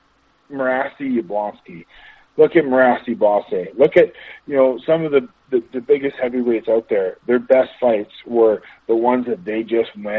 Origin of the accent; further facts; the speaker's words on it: Amherstburg, Ontario, Canada; moved away as an adult; also born or lived in Windsor, Ontario / Saint-Jean-sur-Richelieu, Quebec; I'm from Windsor, Ontario, Amherstburg, Ontario